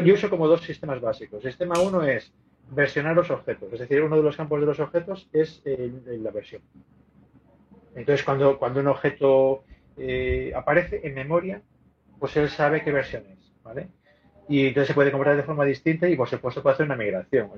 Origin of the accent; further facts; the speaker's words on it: Spain; soy un tío español